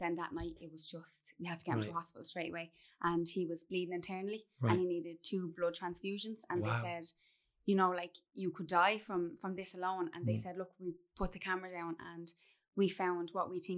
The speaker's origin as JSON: {"language": "English", "town": "Dublin", "region": "Leinster", "country": "Ireland", "tie": "born or raised there", "also_born_or_lived": "Offaly", "said": "we moved from Dublin to Offaly when we were 12"}